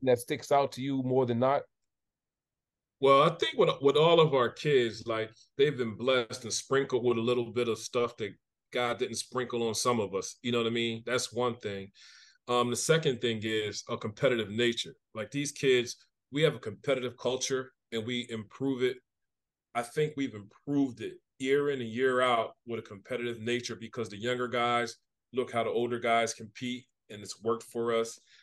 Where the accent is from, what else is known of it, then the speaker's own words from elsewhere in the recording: Camden, New Jersey, United States; growing up in Camden